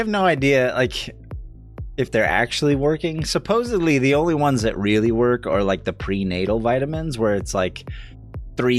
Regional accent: Idaho, United States; moved away; I was born in Idaho. I have a lot of family that lives in Idaho

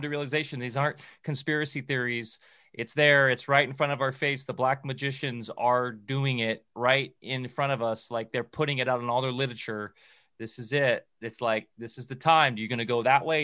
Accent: SoCal, California, United States; growing up in SoCal

